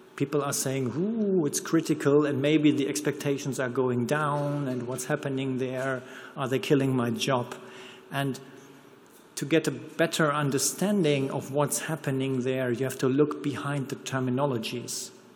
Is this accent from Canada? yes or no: no; Ruhr area, North Rhine-Westphalia, Germany; accent: German; English is a second language; I'm from here, I'm from the Ruhrport